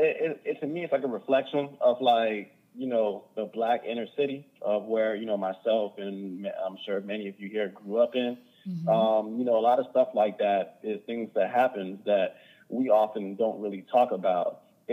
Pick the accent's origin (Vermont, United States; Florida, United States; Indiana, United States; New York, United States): Florida, United States; Hollywood; also born or lived in Overtown; I was born in Overtown, but I was raised in Hollywood, Florida, South Broward.